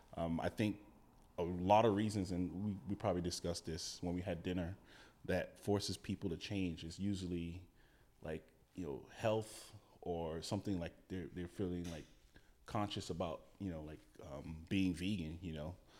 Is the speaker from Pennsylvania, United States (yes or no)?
no; Gainesville, Florida, United States; moved away as an adult; also born or lived in West Palm Beach, Florida; now in Oregon, United States; born in West Palm, raised in Gainesville, which is just out, um, north central Florida